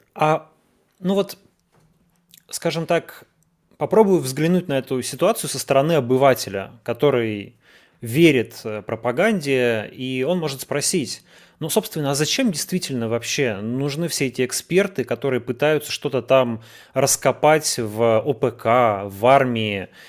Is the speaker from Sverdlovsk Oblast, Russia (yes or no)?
yes; Yekaterinburg, Sverdlovsk Oblast, Russia; я из Екатеринбурга, и это, в общем-то, как бы наше детище